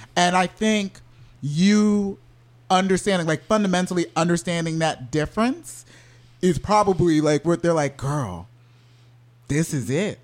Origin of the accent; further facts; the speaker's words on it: Orlando, Florida, United States; I grew up in Orlando